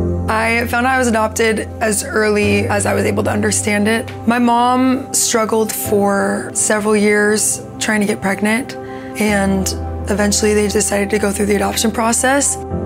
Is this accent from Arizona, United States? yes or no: yes; Gilbert, Arizona, United States; Gilbert, Arizona.